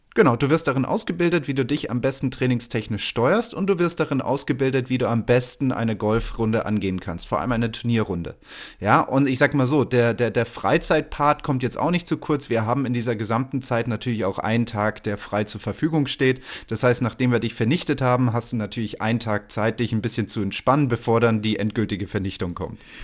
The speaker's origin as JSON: {"language": "German", "country": "Germany", "said": "bei uns in Deutschland"}